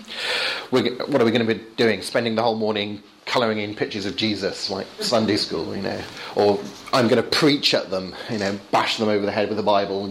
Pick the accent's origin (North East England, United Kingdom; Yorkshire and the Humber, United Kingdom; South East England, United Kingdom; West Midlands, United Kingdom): South East England, United Kingdom; Portsmouth; moved away; I came from Portsmouth, which is a city right down on the south coast